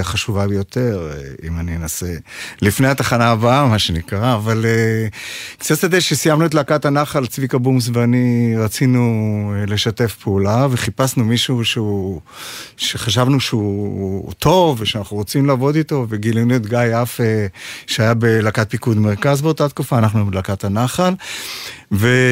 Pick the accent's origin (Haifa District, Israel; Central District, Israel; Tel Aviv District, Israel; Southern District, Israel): Haifa District, Israel; Ma'anit; הם התחילו בקיבוץ מענית, אה, שם נולדתי, שם גדלתי